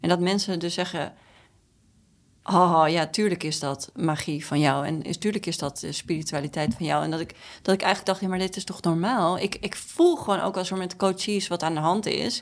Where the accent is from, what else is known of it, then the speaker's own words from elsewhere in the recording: Amstelveen, North Holland, Netherlands; ik ben geboren in Amstelveen, in het Tulp ziekenhuis. En we woonden daar in een nieuw rijtjeshuis